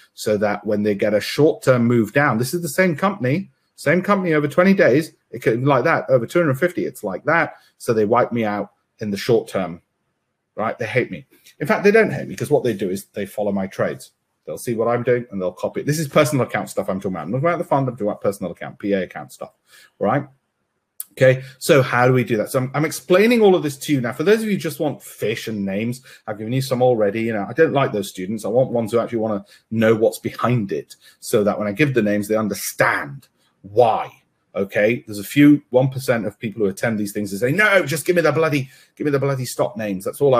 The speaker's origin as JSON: {"language": "English", "country": "India", "said": "I've got cousins in Florida. I'm Indian, of course I have, you know, and cousins in California."}